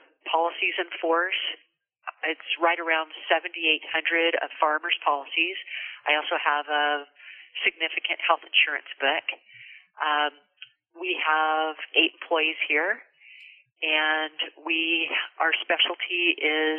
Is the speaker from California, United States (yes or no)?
yes; Visalia, California, United States; moved away as an adult; also born or lived in San Luis Obispo County, California; now in Grover Beach, United States; I grew up in Visalia, California, which is in the heart of California between Bakersfield and Fresno, an agricultural town.